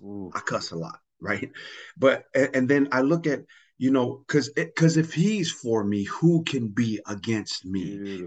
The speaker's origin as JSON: {"language": "English", "country": "Tonga", "second_language": "English", "moved": "yes", "lives_now": "United States", "said": "I really do see myself as an American that comes from the island of Tonga"}